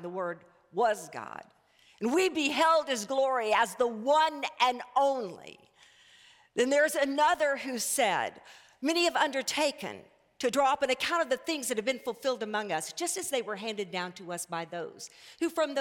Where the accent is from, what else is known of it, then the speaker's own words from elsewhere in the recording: Arkadelphia, Arkansas, United States; moved away; also born or lived in Houston, Texas; I was raised in First Baptist Church of Arkadelphia, Arkansas